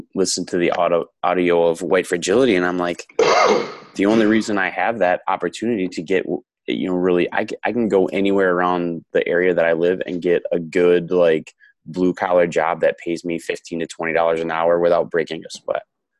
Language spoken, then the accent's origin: English; Wisconsin, United States; also born or lived in Texas; I moved back home from Texas back to Wisconsin